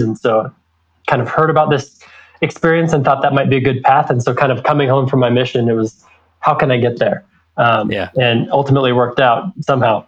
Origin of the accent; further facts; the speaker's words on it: American Fork, Utah, United States; also born or lived in Riverside, California; grew up in American Fork